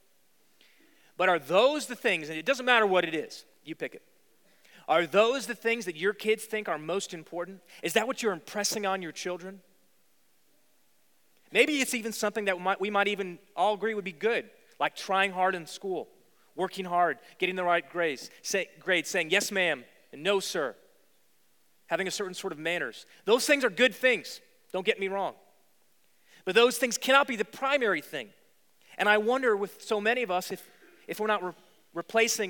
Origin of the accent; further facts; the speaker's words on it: Virginia, United States; moved away as an adult; also born or lived in New York City; I grew up in Virginia, and I didn't know really any Jewish folks when I was in school.